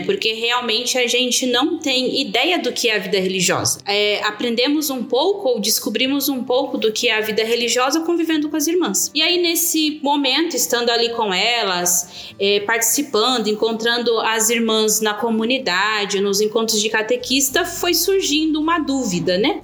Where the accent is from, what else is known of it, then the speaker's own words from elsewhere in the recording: Itaquaquecetuba, São Paulo, Brazil; also born or lived in Suzano; eu sou natural de Suzano, mas realmente só nascida mesmo em Suzano, porque minha família sempre morou aqui mesmo, em Itaquaquecetuba. Então eu sou natural daqui, de Itaquá mesmo